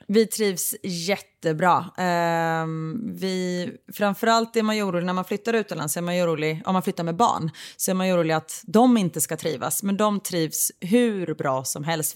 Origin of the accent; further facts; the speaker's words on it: Sweden; moved away as an adult; now in Waterloo, Belgium; Jag är ju född och uppvuxen i Sverige men jag har en pappa som eh, kommer från Portugal